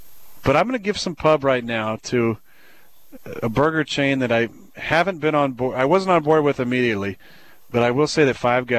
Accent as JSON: {"language": "English", "region": "Northern California", "country": "United States"}